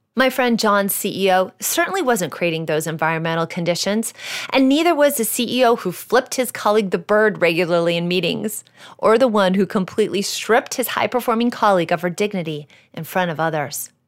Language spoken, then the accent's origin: English; Iowa, United States; moved away; When I was fifteen, I got my first job, which was working at a greenhouse in my home state of Iowa. I worked there on and off throughout high school